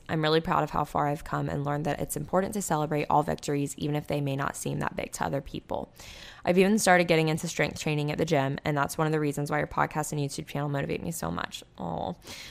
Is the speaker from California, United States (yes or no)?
yes; California, United States; I grew up in the Bay Area and decided to study industrial design at Georgia Tech